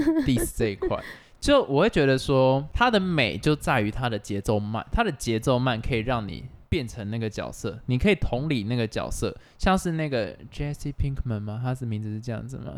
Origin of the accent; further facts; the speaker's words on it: Taiwan; 我们台湾人会觉得说看电影，那我上网下载就好了